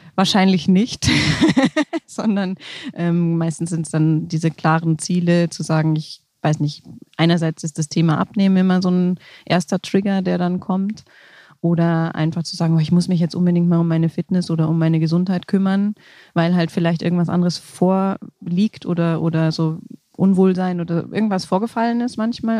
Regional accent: Essen, North Rhine-Westphalia, Germany; also born or lived in Allgäu / Munich; now in Rosenheim, Germany; Ursprünglich komme ich aus Essen oder gebürtig bin ich in Essen

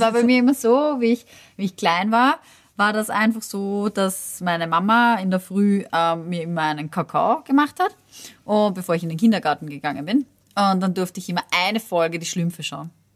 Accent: Austria; bei uns in Österreich

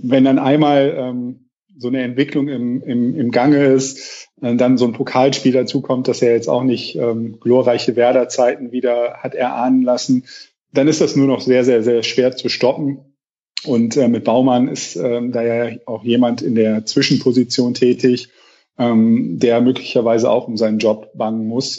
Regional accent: Rhineland, Germany; als Rheinländer

